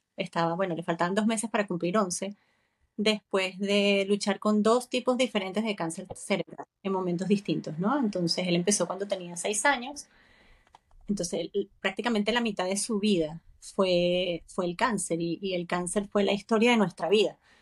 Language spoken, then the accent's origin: Spanish; Venezuela; moved away as an adult; now in Spain; yo también soy venezolana